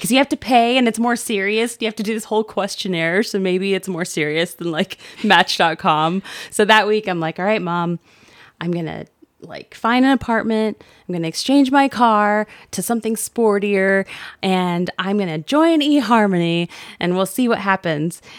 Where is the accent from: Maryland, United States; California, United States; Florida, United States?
Florida, United States; just south of Tampa; born or raised there; also born or lived in Brownsville, Texas